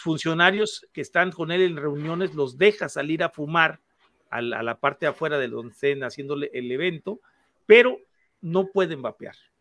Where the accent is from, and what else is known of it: Mexico